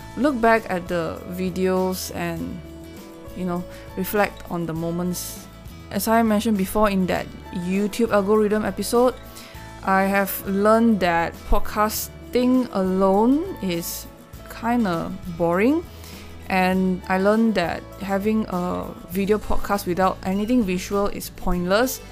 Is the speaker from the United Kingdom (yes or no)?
no; Malaysia; I'm Malaysian. I know a little bit of Malay